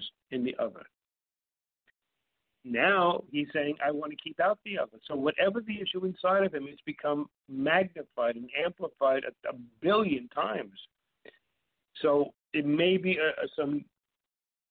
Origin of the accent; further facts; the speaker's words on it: New York, United States; I grew up in New York and Brooklyn